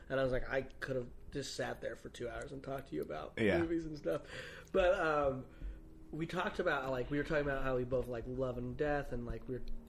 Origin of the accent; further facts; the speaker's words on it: Utah, United States; now in Los Angeles, United States; I'm from Utah